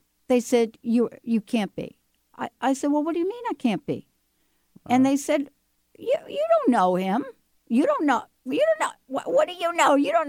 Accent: New York City, New York, United States; I grew up in New York City, and I grew up in a project, as we call them, right?

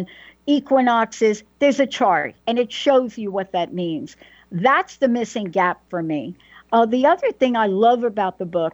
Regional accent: New York City, New York, United States; moved away as an adult; now in Seattle, United States; I'm a girl from the Bronx

